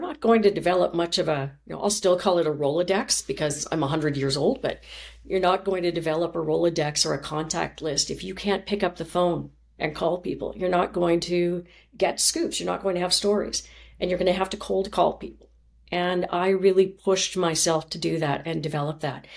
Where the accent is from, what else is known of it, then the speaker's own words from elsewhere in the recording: Chilliwack, British Columbia, Canada; moved away; also born or lived in Thompson, Manitoba; my mother moved my sister and myself, my younger sister, to Chilliwack, B C. And that's where I grew up.